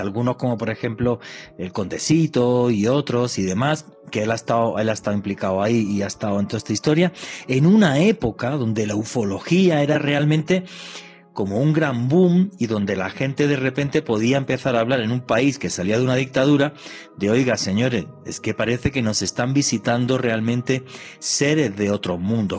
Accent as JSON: {"language": "Spanish", "town": "Granada", "region": "Andalusia", "country": "Spain", "said": "soy de una ciudad que se llama Granada, al sur de España."}